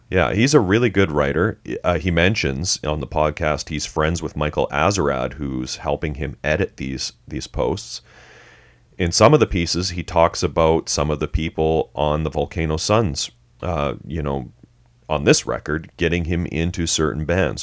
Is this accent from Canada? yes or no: yes; Canada; We're Canadian.